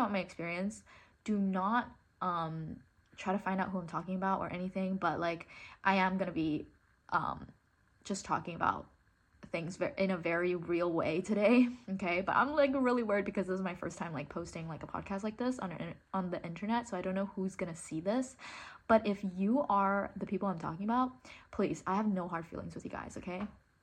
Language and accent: English; Hong Kong; first language English; I grew up in Hong Kong, but I went to an international school, and that's why like my accent is like this